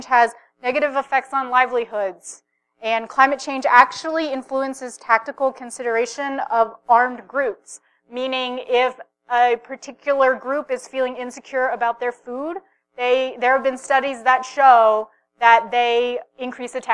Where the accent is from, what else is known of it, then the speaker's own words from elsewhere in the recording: Philippines; I'm actually of the region. I am Filipina